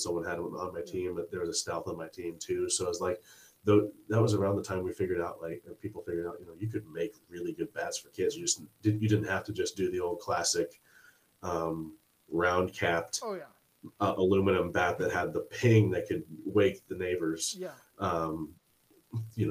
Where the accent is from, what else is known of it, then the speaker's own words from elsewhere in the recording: Springfield, United States; I grew up in Springfield, where it was a standalone league